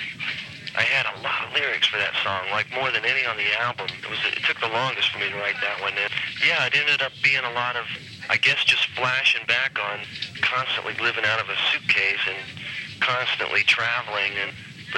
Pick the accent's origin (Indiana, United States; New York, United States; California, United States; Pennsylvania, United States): Indiana, United States; Lafayette; moved away; it's where I grew up in Lafayette.